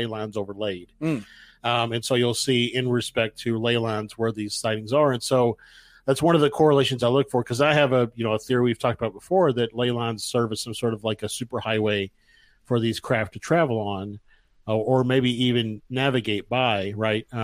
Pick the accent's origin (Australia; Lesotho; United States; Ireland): United States; as an American